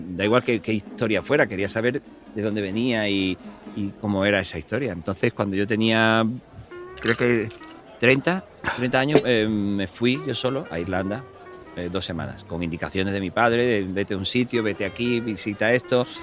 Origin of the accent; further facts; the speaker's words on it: Cádiz, Andalusia, Spain; also born or lived in Ireland; yo soy muy de Cádiz, muy de las chirigota y muy del cachondeo.